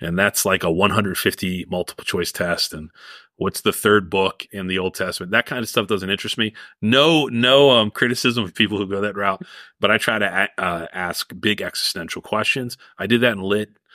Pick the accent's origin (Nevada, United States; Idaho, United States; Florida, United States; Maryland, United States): Maryland, United States; Cheverly; I grew up in Cheverly, Maryland